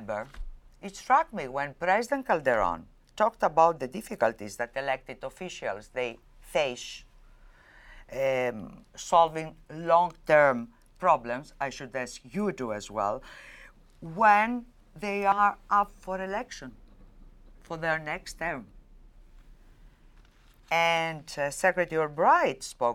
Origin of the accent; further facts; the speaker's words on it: Crete, Greece; I was born in Crete, in Greece